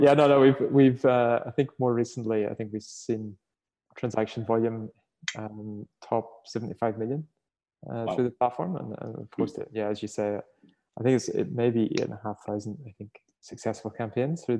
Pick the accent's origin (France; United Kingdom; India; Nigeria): United Kingdom; Northern Ireland; moved away as an adult; now in Australia; you can tell from my accent, I'm not originally from here. So I sort of, right? From Ireland, sorry, Northern Ireland